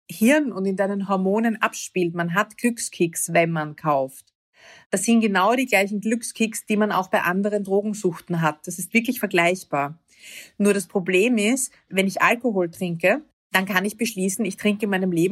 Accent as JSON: {"language": "German", "region": "Vienna", "country": "Austria", "said": "Ich bin aus Wien, aus Österreich"}